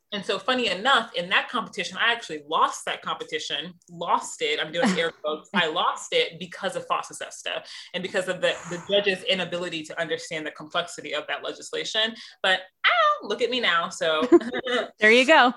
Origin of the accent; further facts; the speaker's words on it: Missouri, United States; moved away; also born or lived in London / New York; I'm from the Midwest, I'm from Missouri